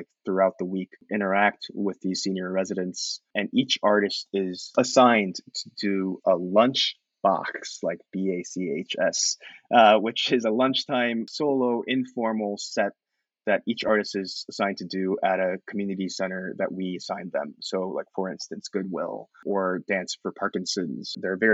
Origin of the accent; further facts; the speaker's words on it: Columbus, Ohio, United States; moved away; also born or lived in New York; He and I grew up in Columbus together